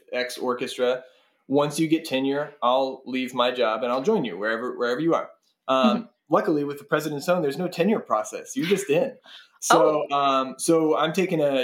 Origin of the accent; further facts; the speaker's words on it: Arkansas, United States; moved away; also born or lived in Tennessee; I'm from Arkansas originally, and I went to school in Tennessee.